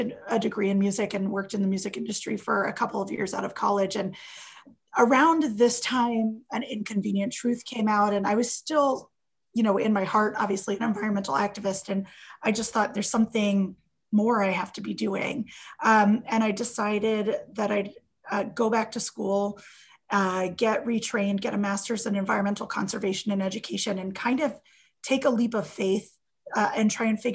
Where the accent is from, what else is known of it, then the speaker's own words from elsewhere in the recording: Miami, Florida, United States; I grew up in Miami